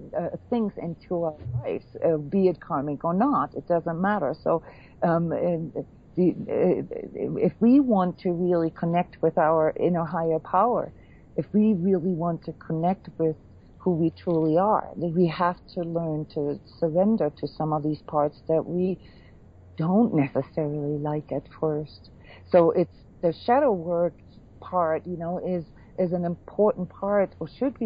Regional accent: Iceland; born there; You know, like I was born in Iceland, you know, with a Viking heritage

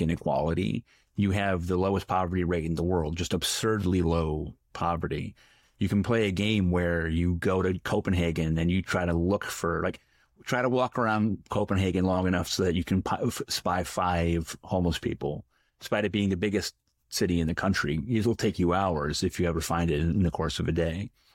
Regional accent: Middletown, Connecticut, United States; my hometown, Middletown, Connecticut

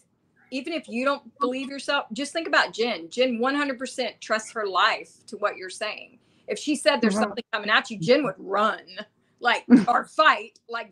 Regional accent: Texas, United States; accent: Southern, Texas

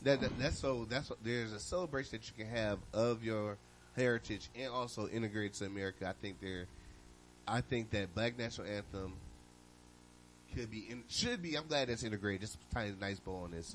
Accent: Ohio, United States; moved away; also born or lived in Louisiana; I'm from Ohio. I went to First Church of God

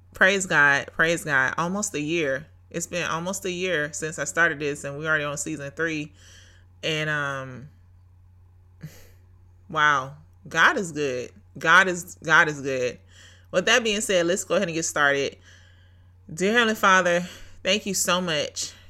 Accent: Brunswick, Georgia, United States; Brunswick, Georgia is my hometown

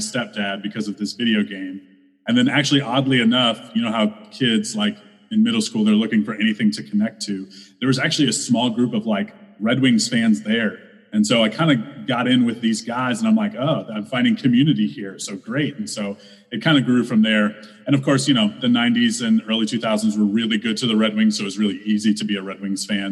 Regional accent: St. Louis, Missouri, United States; also born or lived in Fort Worth, Texas; I grew up in St. Louis

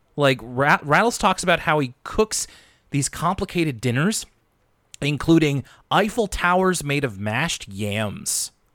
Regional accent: Canada; I'm Canadian

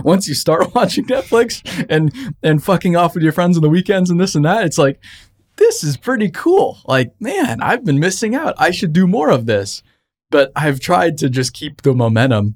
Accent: Arizona, United States; I grew up in Arizona

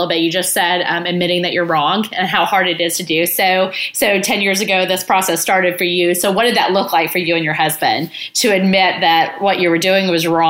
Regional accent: Texas, United States; I'm from Texas.

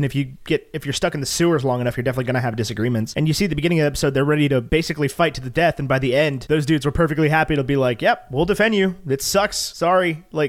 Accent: United States; I'm American.

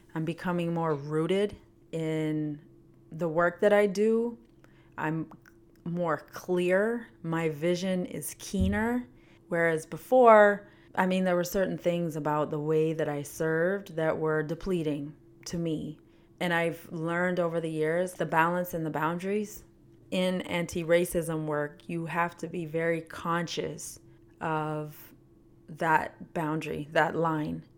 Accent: Canada; moved away as an adult; now in United States; I was born and raised in Canada, lived there for twenty years, moved to the United States when I was twenty, well, nineteen

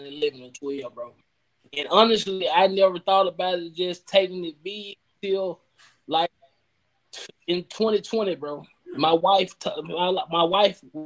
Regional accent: United States; growing up out east

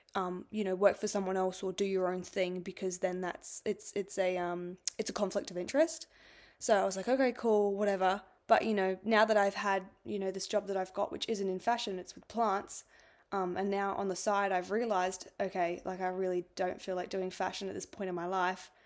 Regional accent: Adelaide, South Australia, Australia; I was born in Adelaide

